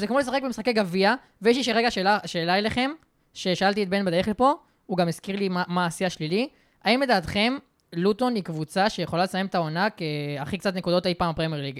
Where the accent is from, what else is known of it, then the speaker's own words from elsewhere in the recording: Israel; אני בתור ישראלי